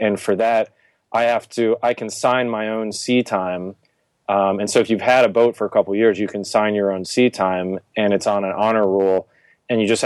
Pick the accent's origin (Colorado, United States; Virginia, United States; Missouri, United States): Virginia, United States; also born or lived in New England; I'm from originally the New England area, and then I grew up in Virginia